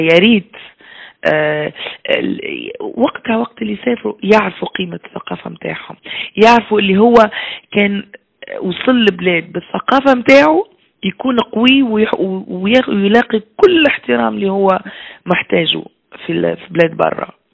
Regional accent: Tunisia; moved away as an adult; also born or lived in Belgium; أنا مشيت من تونس في سبعة و آه، استنى وقتاش تو ما عادش نعرف الوقت سبعة وثمانين

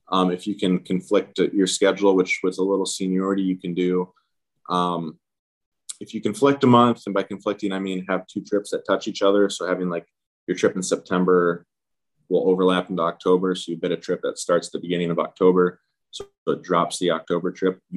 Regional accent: Seattle, Washington, United States; I usually I'm from Seattle, so I'll hang out in Seattle just because it's a much easier commute.

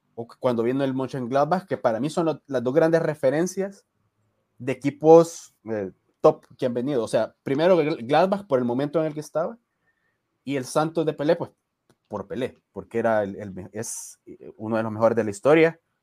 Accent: El Salvador; nuestra idiosincrasia como salvadoreños

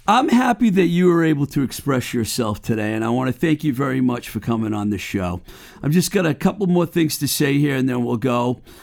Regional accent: Webster, Massachusetts, United States; now in Somerville, United States; Book Lovers Gourmet in my hometown of Webster

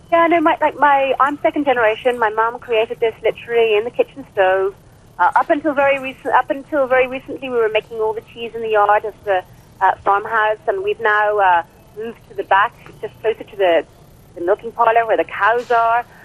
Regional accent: Ireland

